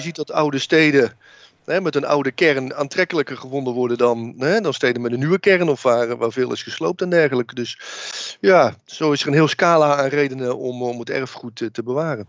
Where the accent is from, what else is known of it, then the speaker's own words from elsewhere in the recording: Oudenbosch, North Brabant, Netherlands; ik ben opgegroeid in Oudenbos westelijke eh, Brabant